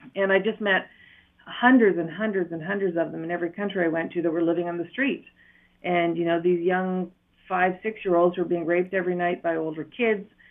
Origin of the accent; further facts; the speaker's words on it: Matheson, Ontario, Canada; accent: Ontario; moved away as an adult; also born or lived in Iroquois Falls / Brockville / Toronto; now in Eswatini; I grew up in northern Ontario in a little town called Matheson